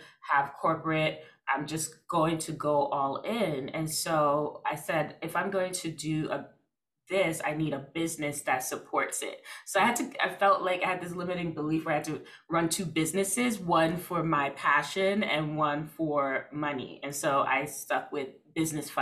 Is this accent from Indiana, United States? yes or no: no; New York City, New York, United States; I'm from Brooklyn. I don't know. I'm in Brooklyn.